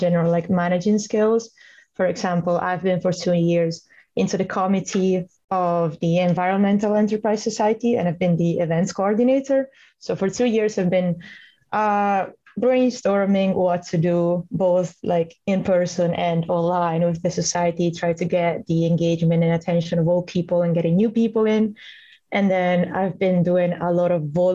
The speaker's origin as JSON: {"language": "English", "country": "Italy", "moved": "as an adult", "lives_now": "Stirling, United Kingdom", "said": "I'm from Italy."}